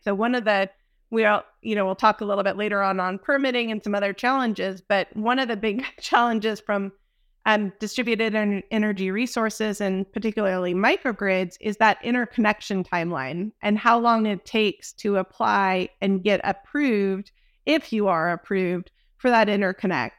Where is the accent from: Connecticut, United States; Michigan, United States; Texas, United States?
Texas, United States; Dallas; I'm from Dallas